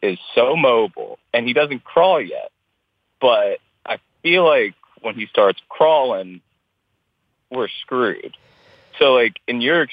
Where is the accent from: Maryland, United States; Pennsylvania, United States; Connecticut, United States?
Maryland, United States; Baltimore; I'm born and raised Baltimore, and I love it very much.